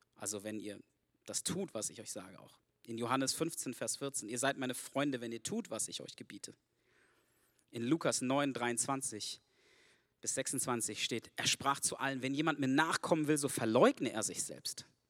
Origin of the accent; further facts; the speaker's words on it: Germany; Ich bin Deutscher, ich bin nicht von hier